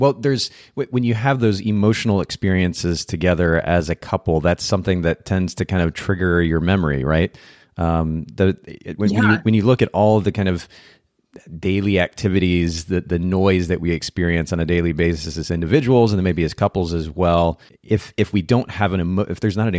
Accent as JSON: {"language": "English", "country": "Japan", "tie": "born or raised there", "lives_now": "United States", "said": "I grew up in Japan, and naturally, when you go to a different country, there are certain smells that are kind of different than other countries."}